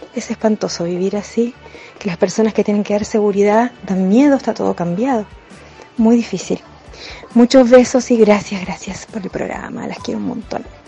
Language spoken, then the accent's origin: Spanish; Argentina; now in Chile; soy argentina, y cuando llegué a Chile